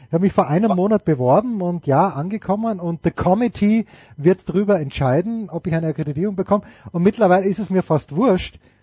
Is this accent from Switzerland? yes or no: no; Austria; als Österreicher